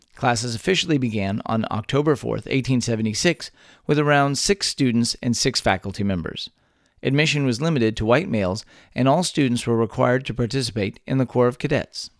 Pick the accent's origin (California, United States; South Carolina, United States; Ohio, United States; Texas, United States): Texas, United States; born and raised in the Lone Star State